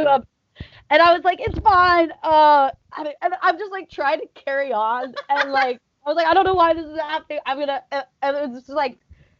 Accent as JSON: {"language": "English", "region": "Arizona", "country": "United States", "moved": "yes", "lives_now": "New York, United States", "said": "I live there now. I'm from Arizona though originally."}